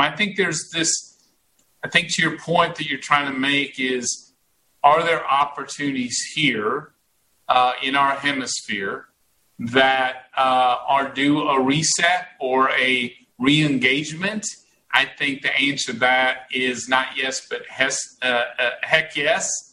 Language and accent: English; Texas, United States; I am a Texan